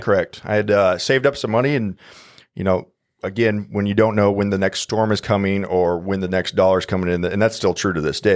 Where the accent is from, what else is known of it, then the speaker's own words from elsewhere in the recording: Omaha, Nebraska, United States; born and raised in Omaha, Nebraska.